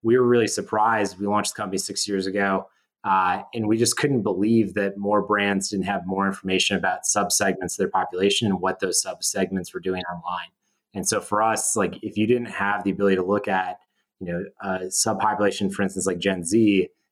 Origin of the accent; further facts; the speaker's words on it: Wisconsin, United States; I grew up in Wisconsin